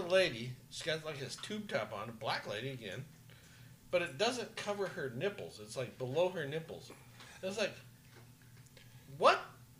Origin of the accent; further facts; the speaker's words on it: Arizona, United States; I'm from Arizona.